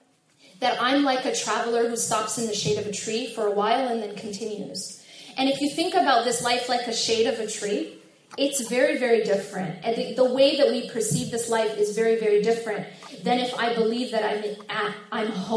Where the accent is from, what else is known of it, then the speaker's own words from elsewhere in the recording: Madison, Wisconsin, United States; I grew up in Madison, which is just, you know, like 2.5 hours away